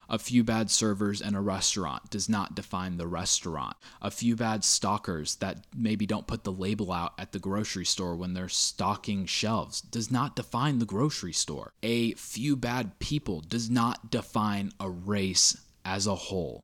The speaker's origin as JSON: {"language": "English", "country": "United States", "said": "us as American citizens"}